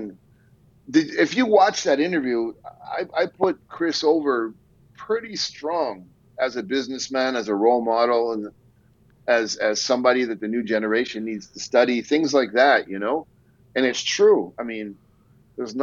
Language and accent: English; Canada; we're both Canadian